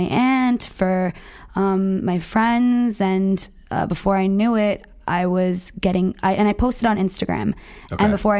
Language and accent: English; New Jersey, United States; I'm from New Jersey